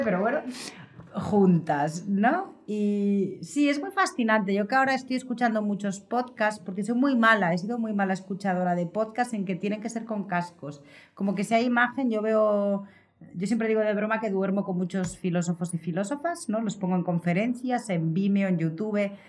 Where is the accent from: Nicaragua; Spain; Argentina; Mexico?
Spain; Vitoria-Gasteiz, Basque Country; moved away; en Vitoria-Gasteiz, donde nací, crecí los primeros años en el País Vasco